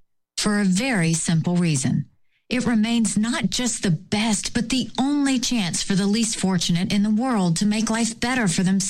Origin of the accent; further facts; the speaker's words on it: South Carolina, United States; I grew up in South Carolina as the daughter of Indian immigrants.